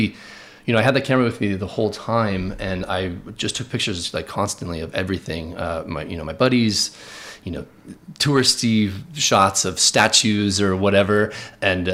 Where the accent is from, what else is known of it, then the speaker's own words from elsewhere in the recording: Palos Verdes, California, United States; moved away as an adult; now in New York City, United States; I grew up in Los Angeles, California, in a town called Palos Verdes, which is southern Los Angeles on the coast